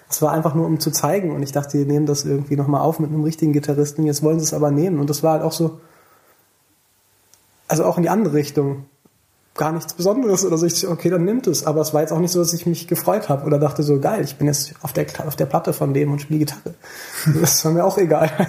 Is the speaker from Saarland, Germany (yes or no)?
no; Thomasberg, North Rhine-Westphalia, Germany; also born or lived in Siegburg; Ich bin in Siegburg geboren. Ich habe in der Nähe von Königswinter bin ich aufgewachsen in Thomas, im Dorf, in Thomasberg.